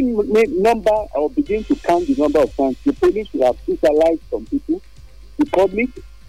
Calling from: Abuja, Federal Capital Territory, Nigeria; from Abuja.

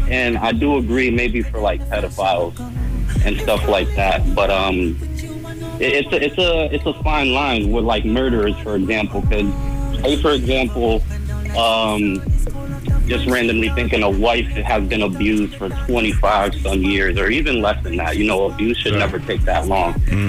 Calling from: Boston, Massachusetts, United States; I'm calling from Boston.

